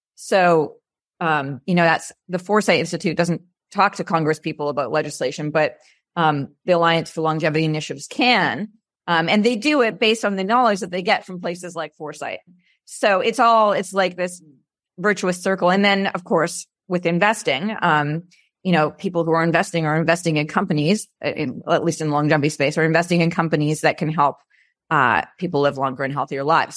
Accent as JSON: {"language": "English", "country": "Canada", "moved": "as an adult", "lives_now": "California, United States", "said": "I'm originally Canadian, and I moved here in nineteen ninety-nine"}